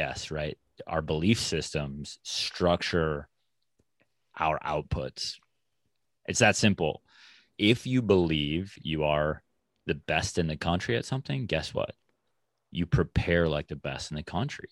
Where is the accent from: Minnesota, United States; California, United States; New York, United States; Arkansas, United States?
Minnesota, United States; I'm from Minnesota. And so, you know, state of hockey up here